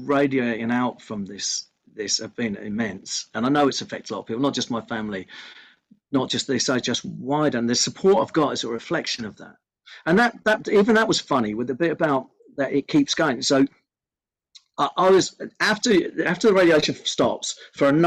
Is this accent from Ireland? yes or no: yes; Ireland; I'm Irish.